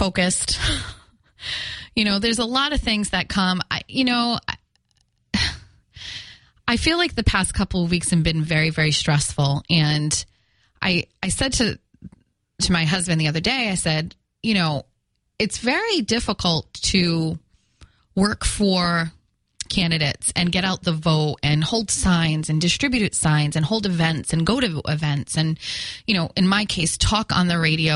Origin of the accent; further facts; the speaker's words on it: Fall River, Massachusetts, United States; accent: Fall River; my Fall River accent